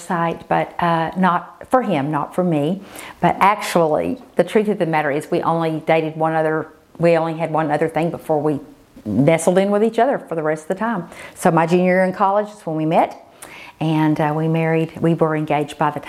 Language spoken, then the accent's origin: English; Lubbock, Texas, United States; I was born in Lubbock, Texas